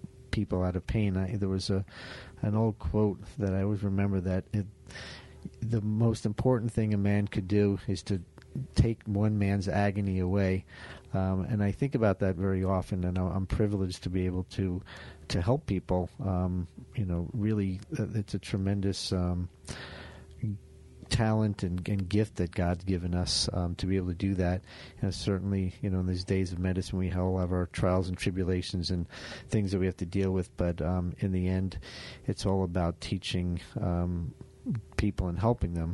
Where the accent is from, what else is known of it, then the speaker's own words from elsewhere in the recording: Florida, United States; also born or lived in Vero Beach, Florida; Down here in my home state